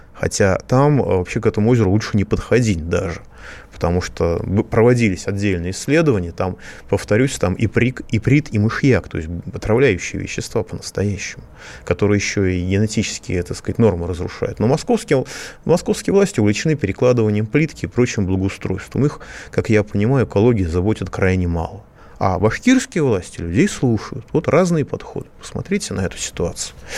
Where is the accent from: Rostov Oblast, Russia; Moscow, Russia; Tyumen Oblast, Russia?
Moscow, Russia; Я тоже москвич